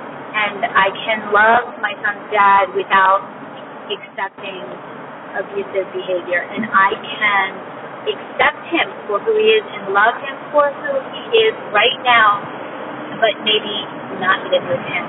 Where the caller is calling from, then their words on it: Maryland, United States; calling from Maryland.